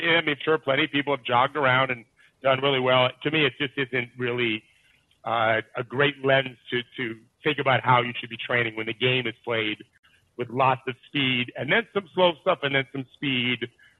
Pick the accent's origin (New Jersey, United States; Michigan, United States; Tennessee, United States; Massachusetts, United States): Michigan, United States; Detroit; I'm from Detroit.